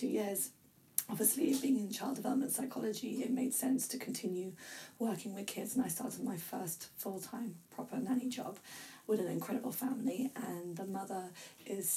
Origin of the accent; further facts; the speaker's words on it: England, United Kingdom; I was brought up in the UK, and I'm English, technically